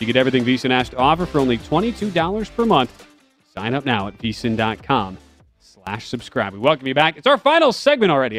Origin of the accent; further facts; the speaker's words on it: Green Bay, Wisconsin, United States; my hometown team, Green Bay Packers